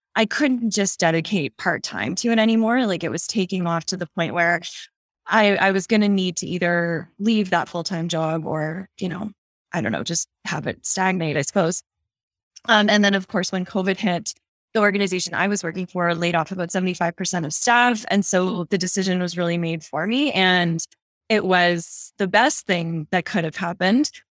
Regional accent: Nova Scotia, Canada; moved away as an adult; now in Calgary, Canada; I'm actually from the east coast of Canada. So I grew up in Nova Scotia

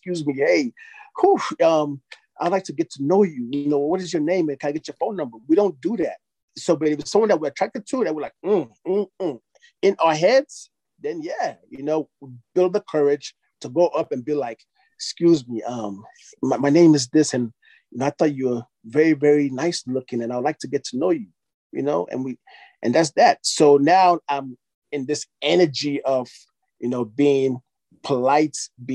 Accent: Nigeria; I'm from Nigeria

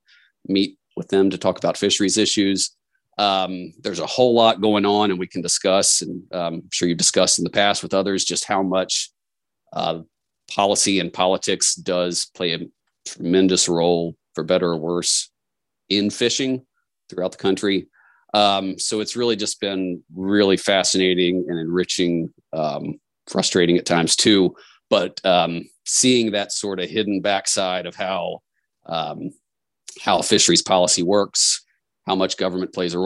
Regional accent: Shenandoah Valley, western Virginia, United States; I grew up in Western Virginia in the Shenandoah Valley, God's country

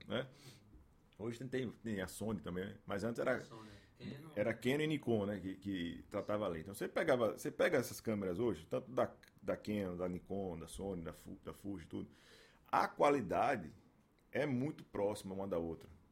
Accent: Aracaju, Sergipe, Brazil; also born or lived in Estância, Sergipe; E aí a gente está aqui desde então, né? 39 anos, 38 anos, morando aqui em Aracaju. Aí a gente passei por, pelas escolas aqui, estudei em escola pra caramba aqui em Aracaju

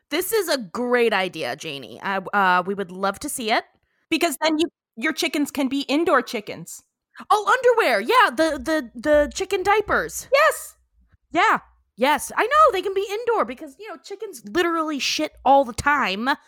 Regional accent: Texas, United States; I'm from Texas, from this podunk ass little town in the middle of nowhere, and I live between two cotton fields on like five acres of land.

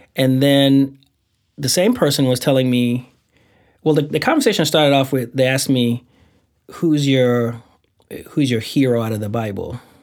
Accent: Saint Thomas, U.S. Virgin Islands; I'm from the Virgin Islands.

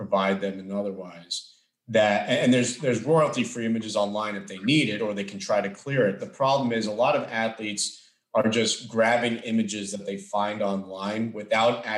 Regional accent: Florida, United States; Florida, my home state

